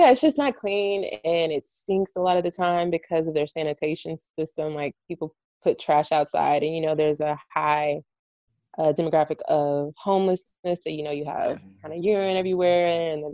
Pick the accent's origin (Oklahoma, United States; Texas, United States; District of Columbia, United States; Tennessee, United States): Texas, United States; Rowlett; moved away; in Rowlett, where we're from